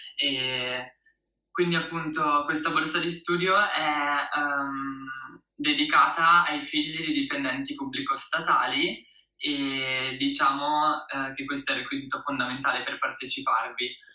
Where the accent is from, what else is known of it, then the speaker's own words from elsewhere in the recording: Italy; also born or lived in United States; del mio paese di nascita, l'Italia